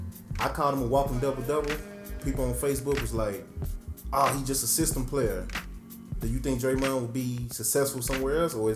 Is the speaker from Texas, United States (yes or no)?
yes; Dallas, Texas, United States; I'm from Dallas.